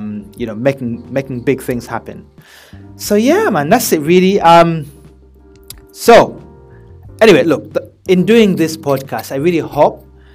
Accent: Birmingham, West Midlands, United Kingdom; also born or lived in Uganda / Manchester; I was born in Uganda and I moved over and grew up in Birmingham, in England, obviously, as a teenager.

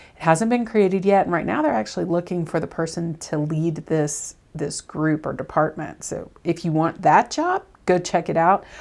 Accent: the South, United States; I'm from the South

